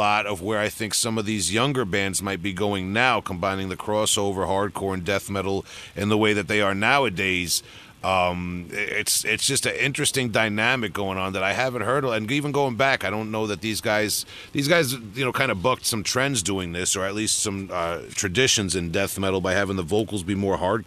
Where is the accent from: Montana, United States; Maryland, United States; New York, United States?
New York, United States; Long Island; we're from Long Island